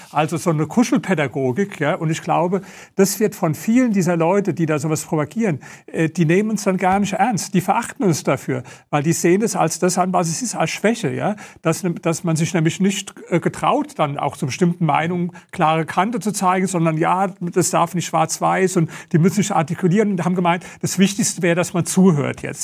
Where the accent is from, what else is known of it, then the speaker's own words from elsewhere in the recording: Germany; wir als Deutsche